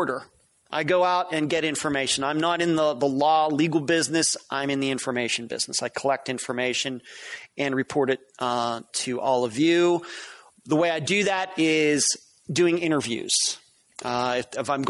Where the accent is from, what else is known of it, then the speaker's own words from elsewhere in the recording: Pittsburgh, Pennsylvania, United States; also born or lived in Las Vegas; now in Tampa, United States; I'm originally from Pennsylvania. I grew up in the Pittsburgh area